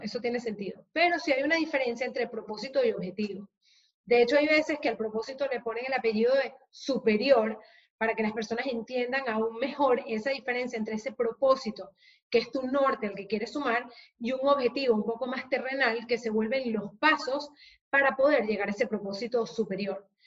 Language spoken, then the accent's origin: Spanish; Venezuela; now in Spain; yo soy venezolana de origen